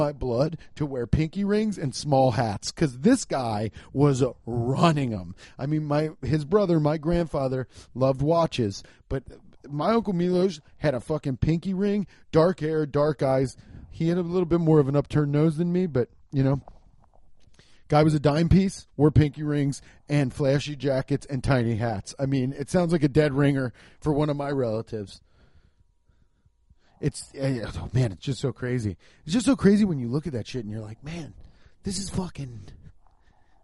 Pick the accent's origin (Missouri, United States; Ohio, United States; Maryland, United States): Ohio, United States; Cincinnati; I'm holding down the Midwest, baby. I'm from Cincinnati